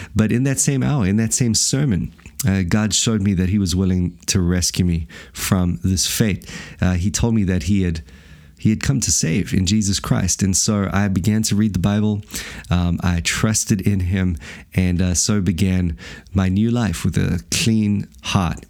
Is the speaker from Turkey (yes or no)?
no; South Africa; moved away as an adult; now in Wellington, New Zealand; I came from a loving family, obviously born and raised in South Africa